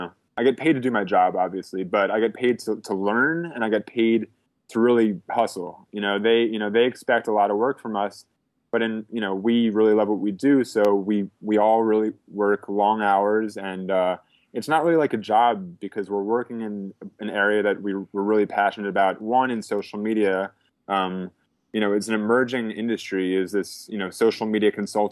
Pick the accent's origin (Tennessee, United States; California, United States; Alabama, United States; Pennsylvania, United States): Pennsylvania, United States; Philadelphia; I'm from Philadelphia